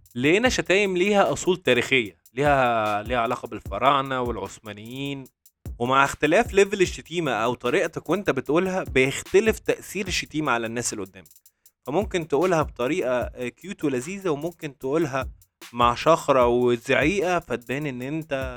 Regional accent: Egypt; moved away as an adult; now in Dubai, United Arab Emirates; احنا كمصريين

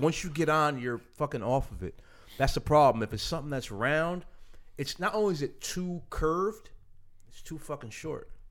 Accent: Middletown, New York, United States; growing up in Middletown, as shitty as of a town it was to skate

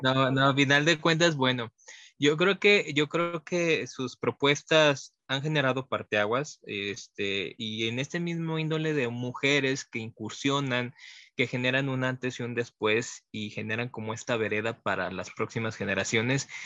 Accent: Mexico; como mexicanos

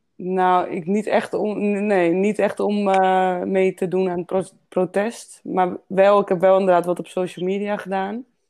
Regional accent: Netherlands; ik kom gewoon wel uit, Nederland

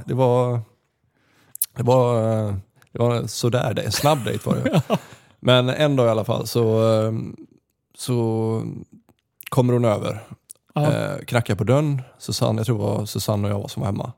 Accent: Gothenburg, Västra Götaland, Sweden; moved away as an adult; also born or lived in Austria / Canada; hemma i Göteborg när jag bodde hos morsan

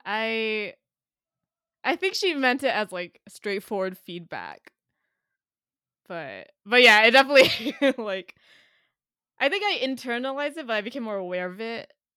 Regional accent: San Jose, California, United States; now in New York, United States; I'm from San Jose, California, in the Bay Area

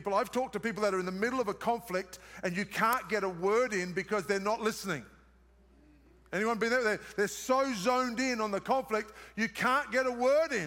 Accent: Australia; accent: Australian; moved away; It's my Australian accent

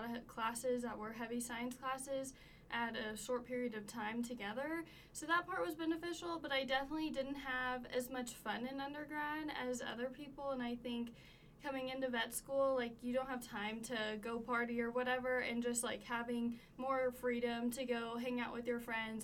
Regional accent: Southlake, Texas, United States; also born or lived in Stephenville, Texas / Gainesville, Texas; I grew up in Southlake, Texas

